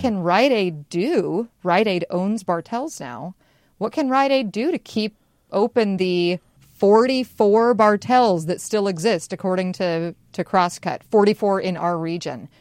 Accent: Spokane, Washington, United States; now in Seattle, United States; growing up in Spokane, our little local pharmacy, you know, my mom knew them by name

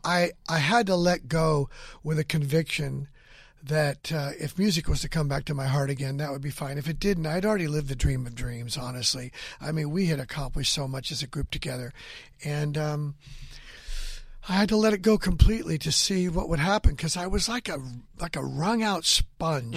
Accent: Hanford, California, United States; moved away; I went back to my hometown of Hanford, California

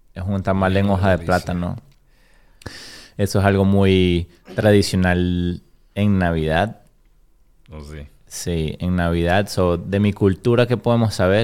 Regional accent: Caracas, Capital District, Venezuela; moved away as an adult; also born or lived in Florida / Nashville; now in Chattanooga, United States; de Venezuela, soy de Caracas, de la capital de Venezuela. De, llevo 19 años en Estados Unidos y 19 años viví en Venezuela

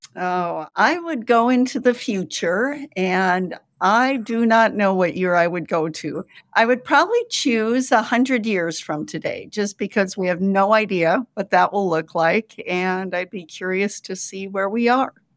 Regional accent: Sioux Center, Iowa, United States; moved away; a small religious college in my hometown of Sioux Center

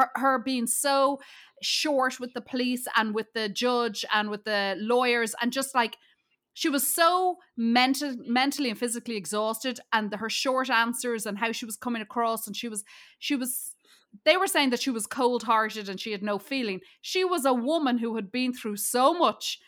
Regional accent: Ireland; I'm from Ireland

